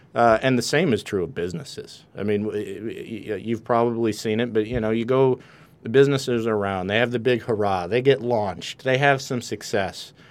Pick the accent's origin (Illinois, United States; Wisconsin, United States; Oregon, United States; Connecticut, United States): Wisconsin, United States; accent: a little bit of a Canadian accent; moved away as an adult; now in California, United States; I grew up in Wisconsin